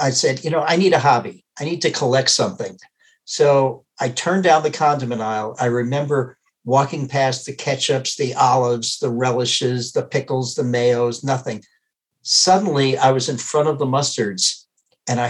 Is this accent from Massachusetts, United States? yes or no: yes; Worcester, Massachusetts, United States; moved away as an adult; now in Wisconsin, United States; growing up in Worcester, Massachusetts